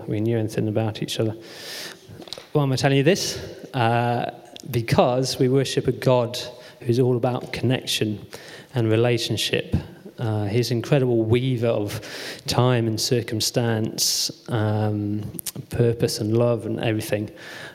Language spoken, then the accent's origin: English; Coventry, West Midlands, United Kingdom; moved away as an adult; now in Manchester, United Kingdom; back home where I grew up in Coventry